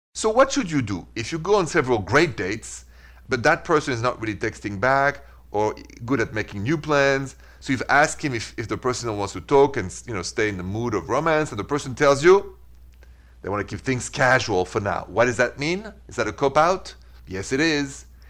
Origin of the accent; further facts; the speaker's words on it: Midwest, United States; I'm from the Midwest.